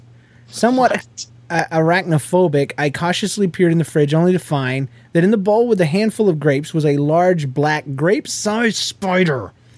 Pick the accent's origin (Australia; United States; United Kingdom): United States; Washington